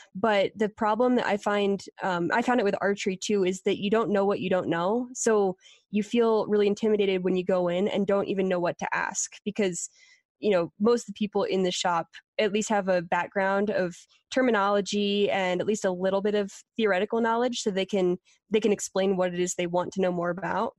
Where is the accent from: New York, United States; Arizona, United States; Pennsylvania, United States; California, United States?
Pennsylvania, United States; moved away as an adult; also born or lived in Colorado; I was from Pennsylvania